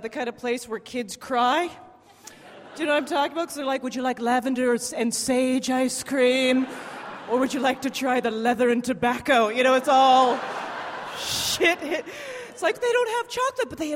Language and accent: English; Canada; moved away; I'm from Canada.